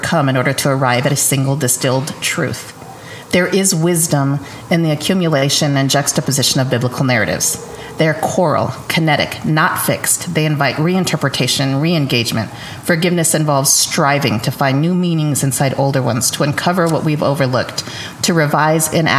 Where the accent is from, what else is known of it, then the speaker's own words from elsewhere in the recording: New Mexico, United States; moved away; I am a Chicana from New Mexico living in my neighborhood where I grew up. And I've been gone for 20 years